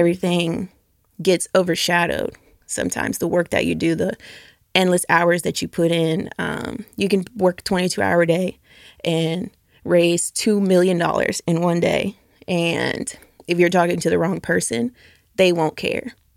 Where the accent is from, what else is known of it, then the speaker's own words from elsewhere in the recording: Norcross, Georgia, United States; moved away as an adult; also born or lived in Atlanta; now in Memphis, United States; I grew up northeast out of Norcross, Georgia